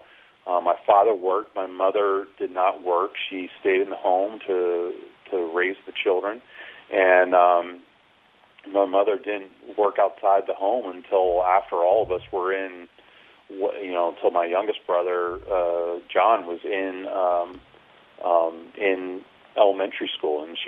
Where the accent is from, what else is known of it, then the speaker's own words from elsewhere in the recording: State College, Pennsylvania, United States; a very idyllic one growing up in State College